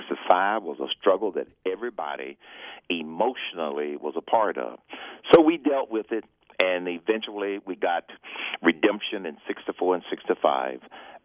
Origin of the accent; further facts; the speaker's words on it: Atlanta, Georgia, United States; Growing up in the South in the 50s and the 60s, it was challenging because of the social conditions of the time.